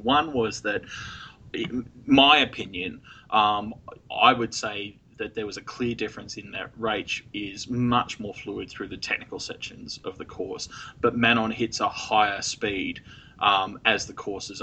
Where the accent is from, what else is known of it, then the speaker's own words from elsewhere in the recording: Australia; I'm Australian